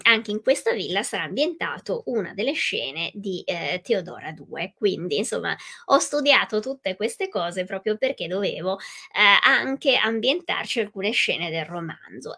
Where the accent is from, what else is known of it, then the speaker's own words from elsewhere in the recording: Venice, Veneto, Italy; io vengo dal Veneto, sono veneziana